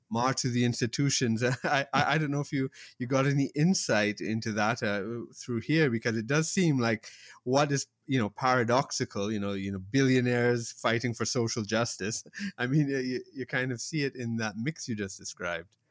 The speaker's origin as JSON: {"language": "English", "town": "Toronto", "region": "Ontario", "country": "Canada", "tie": "born or raised there", "said": "growing up in Toronto"}